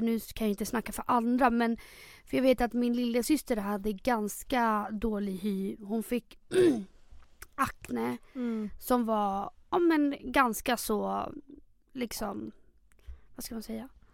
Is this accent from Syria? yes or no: no; Chile; now in Stockholm, Sweden; 26 år, bor i Stockholm. Uppväxt i Chile